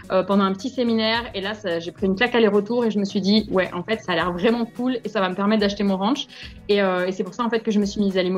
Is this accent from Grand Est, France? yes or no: no; Montpellier, Occitania, France; Je suis née à Montpellier le 23 février 91, j'ai 30 ans.